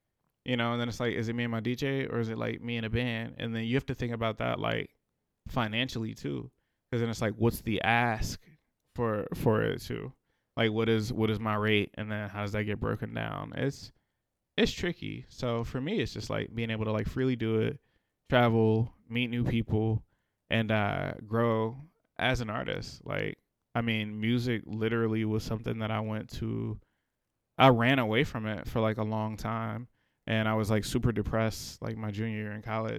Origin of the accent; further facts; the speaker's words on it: Richmond, Virginia, United States; I'm from the city. Grew up in a city. I grew up in Randolph area, and then I grew up in Carver, like between the two. So really from the city. But yeah, really, really, really from the city of Richmond.